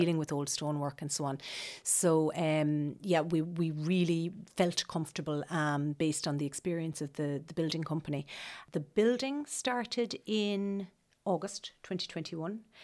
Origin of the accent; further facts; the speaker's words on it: Leinster, Ireland; moved away as an adult; also born or lived in Cork; now in Ladysbridge, Ireland; I'm originally from Laois. Uh, came to Cork for college.